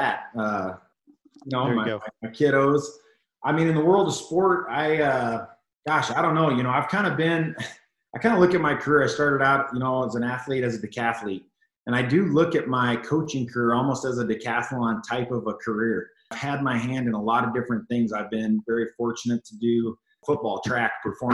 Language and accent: English; Colorado, United States; I was kind of born and raised in Colorado kid. I've lived here my whole life